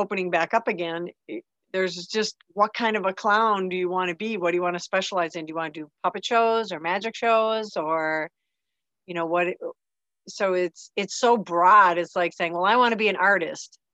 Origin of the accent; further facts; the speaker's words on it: Maple Lake, Minnesota, United States; moved away as an adult; I moved back to Minnesota, back to my hometown, Maple Lake